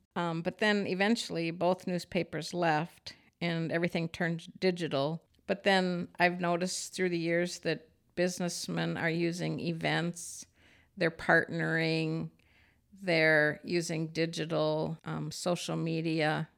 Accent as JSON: {"language": "English", "town": "Farmington", "region": "Minnesota", "country": "United States", "tie": "born or raised there", "said": "my hometown of Farmington"}